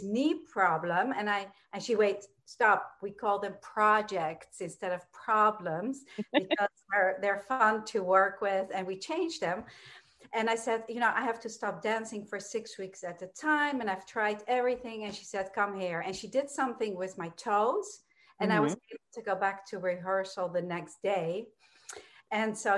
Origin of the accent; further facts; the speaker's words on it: Amsterdam, North Holland, Netherlands; moved away as an adult; also born or lived in New York; I was born and raised in Amsterdam, Holland. And when I was 18, I moved to New York